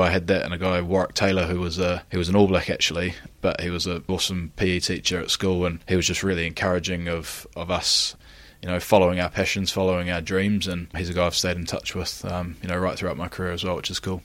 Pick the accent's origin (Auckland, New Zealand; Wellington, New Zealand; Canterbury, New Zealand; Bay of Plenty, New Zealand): Canterbury, New Zealand; Christchurch; moved away as an adult; now in Gloucester, United Kingdom; born and raised in Christchurch in New Zealand, which is in the South Island on the East Coast.